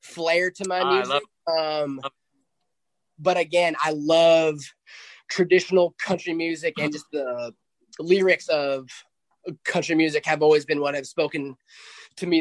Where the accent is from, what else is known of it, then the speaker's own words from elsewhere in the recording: Wyoming, United States; moved away as an adult; now in Nashville, United States; So I grew up in Wyoming